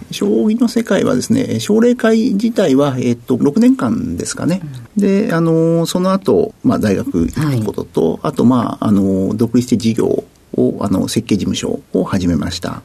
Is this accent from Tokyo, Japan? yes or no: yes; Tokyo, Japan; 東京都台東区の上野になります。